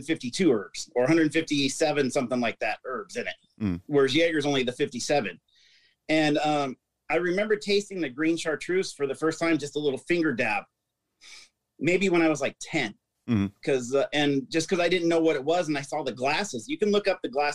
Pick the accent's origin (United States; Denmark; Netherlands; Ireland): United States; Des Moines, Iowa; I was born in Des Moines, Iowa, and we lived in a small town in Iowa of maybe 200 people.